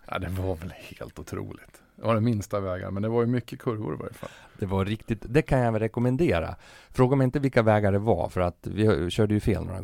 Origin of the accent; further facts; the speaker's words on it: Fagersta, Västmanland, Sweden; det är ju för att jag är från Fagersta